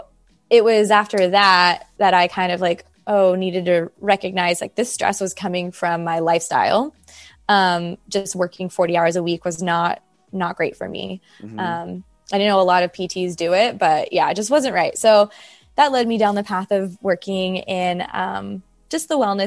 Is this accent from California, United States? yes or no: yes; California, United States; I'm from California